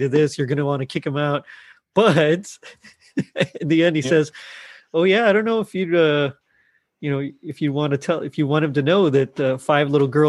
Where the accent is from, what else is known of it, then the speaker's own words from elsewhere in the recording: Texas, United States; I'm from Texas here